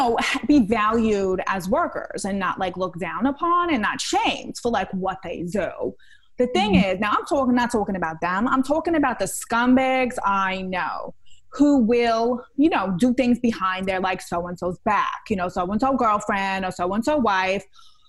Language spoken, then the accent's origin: English; Queens, New York, United States; I know I'm from Queens and all this stuff, but I've been taking a feminist self-directed reading course.